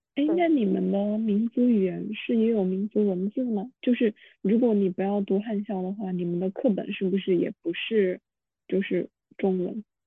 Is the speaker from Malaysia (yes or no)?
no; Guangdong, China; first language Teochew; 我们潮汕话